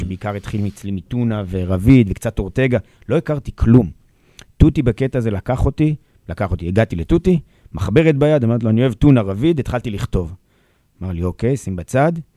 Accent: Jerusalem, Jerusalem District, Israel; גדלתי בירושלים בסביבה מאוד ערבית

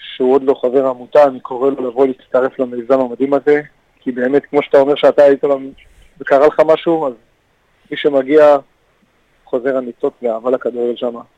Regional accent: Kfar Saba, Central District, Israel; אני נולדתי שם, אני גדלתי, אני חלק מהם.

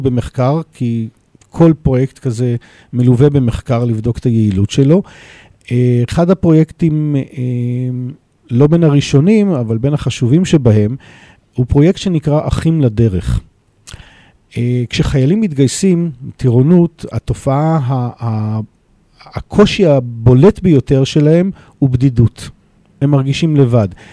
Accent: Jerusalem, Jerusalem District, Israel; now in Modi'in-Maccabim-Re'ut, Israel; נולדתי בירושלים, אני גר היום אה, בעיר מודיעין מכבים רעות.

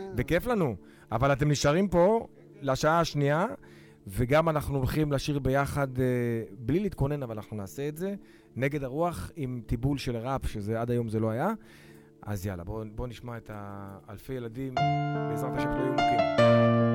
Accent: Tel Aviv-Yafo, Tel Aviv District, Israel; אני ביפו ד' בשן ארי.

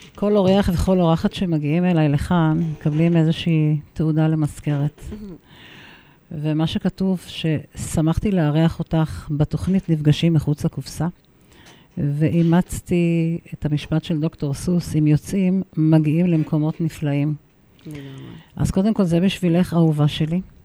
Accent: Kiryat Shmona, Northern District, Israel; אני כילידת הצפון, כילידת קריית שמונה, למודת הקטיושות ומחבלים

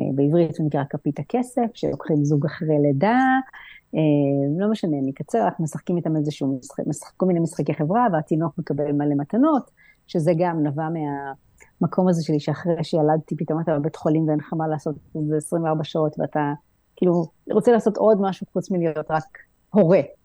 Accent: Israel; now in Greece; ואני מהארץ

